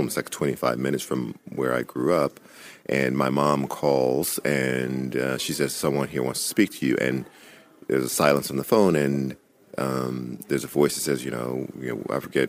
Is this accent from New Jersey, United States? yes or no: no; Louisiana, United States; in Louisiana, everybody had guns. I didn't know of a single house in my hometown where people didn't have guns